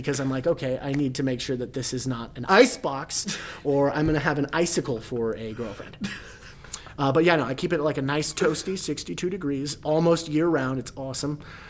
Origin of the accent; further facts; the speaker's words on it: Texas, United States; God, it gets cold. I came from Texas, man. It was like 90 in the winter.